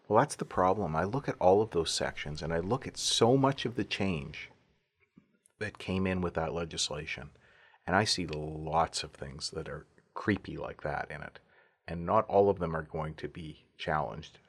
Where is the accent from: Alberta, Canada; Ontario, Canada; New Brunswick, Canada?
Alberta, Canada; moved away; also born or lived in Vancouver; growing up in Alberta